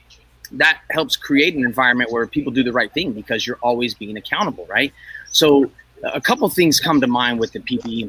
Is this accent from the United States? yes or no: yes; Northern California, United States; I grew up here in Northern California.